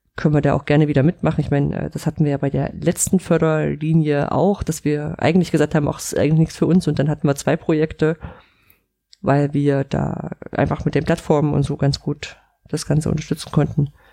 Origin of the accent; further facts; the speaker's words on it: Central German coal region, near the Profen open-cast mine, Saxony-Anhalt, Germany; aus der Gegend, wo ich groß geworden bin. Dieser Tagebauprofen war direkt bei uns um die Ecke, da konnte ich hinlaufen